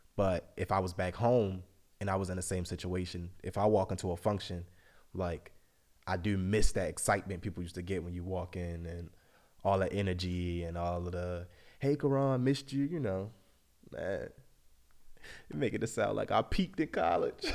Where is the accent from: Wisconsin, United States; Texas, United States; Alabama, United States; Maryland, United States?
Maryland, United States; Baltimore; moved away as an adult; now in Europe; I'm from Baltimore, lived there my whole life.